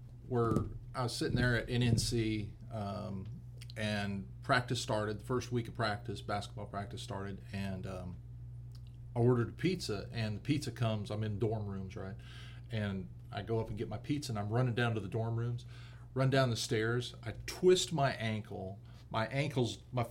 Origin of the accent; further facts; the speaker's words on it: Idaho, United States; moved away as an adult; I born and raised in Idaho.